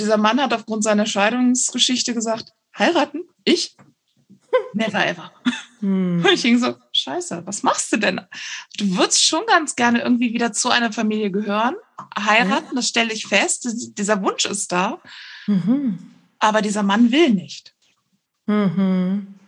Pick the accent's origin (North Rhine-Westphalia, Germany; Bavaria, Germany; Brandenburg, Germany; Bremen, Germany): North Rhine-Westphalia, Germany; Cologne area; moved away; also born or lived in northern Germany; wir kommen halt ursprünglich aus dem Kölner Bereich